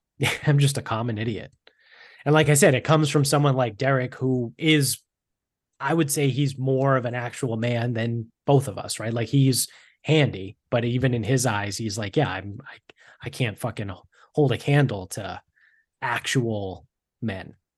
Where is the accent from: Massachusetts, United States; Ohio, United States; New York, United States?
Massachusetts, United States; Medford; where we grew up in Medford